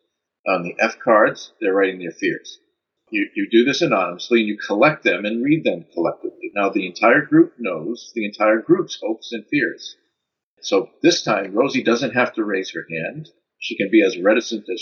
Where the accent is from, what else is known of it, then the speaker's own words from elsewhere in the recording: United States; also born or lived in Netherlands; As an American